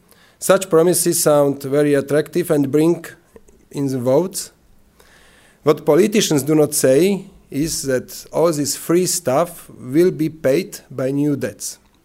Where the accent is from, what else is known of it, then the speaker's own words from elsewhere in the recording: Slovakia; English is a second language; So I am coming from Slovakia, is the east part of former Czechoslovakia.